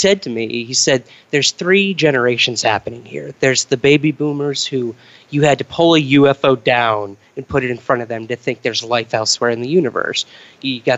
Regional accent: Syracuse, New York, United States; I'm originally from Syracuse, New York.

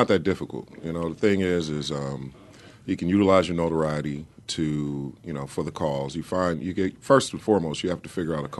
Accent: Oakland, California, United States; I'm from Oakland.

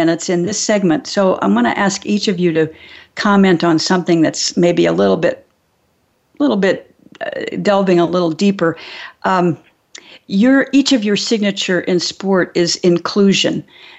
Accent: California, United States; Well, I learned as a Californian moving back mm-hmm. to Indiana at a certain yeah. point in my life

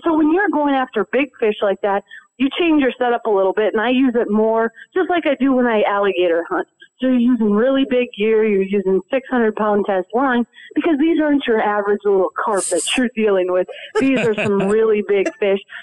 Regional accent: Minnesota, United States; When I grew up in Minnesota

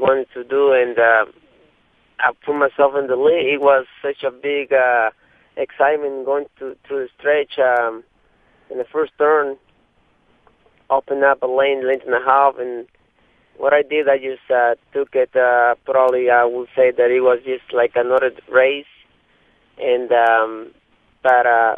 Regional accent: Mexico City, Mexico; now in Kentucky, United States; I'm from Mexico

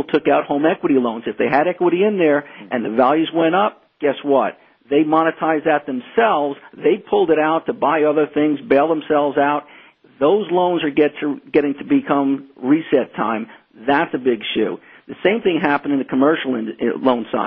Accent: United States; as an American

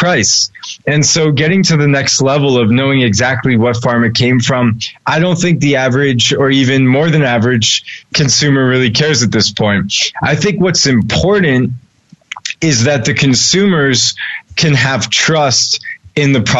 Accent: Newton, Massachusetts, United States; I grew up just outside Boston in a place called Chestnut Hill, Newton, Massachusetts

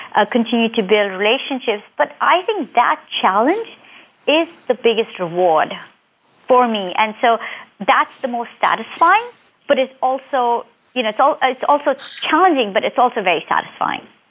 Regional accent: India; moved away as an adult; now in United States; I grew up in um, India

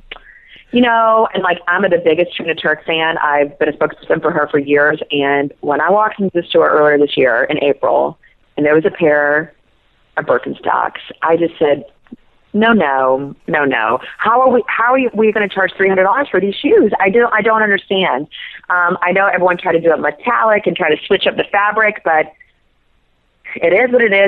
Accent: South Georgia, United States; I'm from South Georgia and I grew up with overalls my whole life

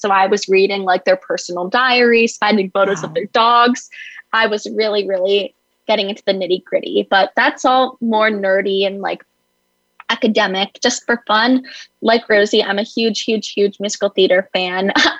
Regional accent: Olney, Maryland, United States; I also use she, her pronouns, and I'm from Olney, Maryland, which is a suburb of Washington, D.C. I'm a rising college freshman at Harvard

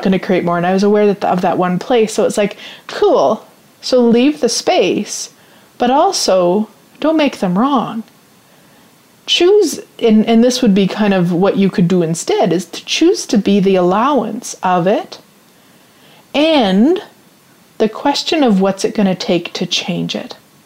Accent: Canada; even though I'm Canadian

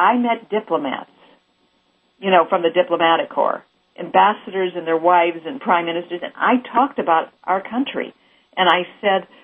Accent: Chicago, Illinois, United States; also born or lived in Missouri; now in Los Angeles, United States; I'm originally from the Midwest, Chicago

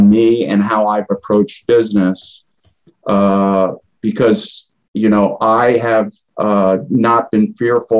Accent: Lemoyne, Pennsylvania, United States; I grew up in Limoin, Pennsylvania, which is a suburb of Harrisburg

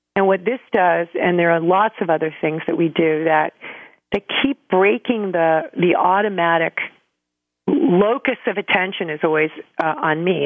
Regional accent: New York City, New York, United States; moved away; also born or lived in Santa Fe, New Mexico; I'm from New York originally

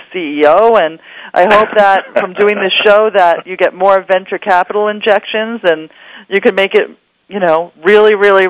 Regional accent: New York, United States; I'm from New York

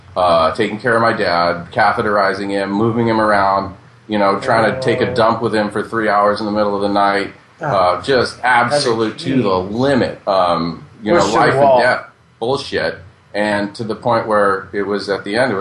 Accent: San Diego, California, United States; also born or lived in San Onofre; I was born in San Diego

